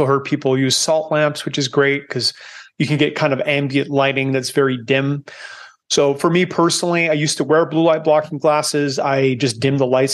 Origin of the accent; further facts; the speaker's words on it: Canada; moved away as an adult; now in Panama; I'm Canadian, but I escaped 19 years ago. I live in Panama now because I don't like cold